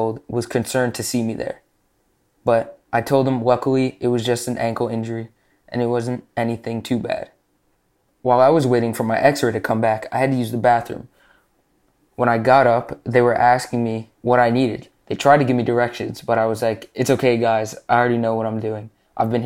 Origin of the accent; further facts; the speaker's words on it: New Jersey, United States; I'm 15 years old, and I'm from New Jersey